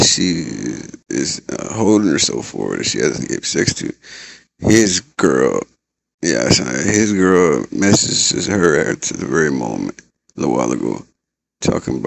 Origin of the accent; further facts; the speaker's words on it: San Antonio, Texas, United States; I'm from San Antonio, Texas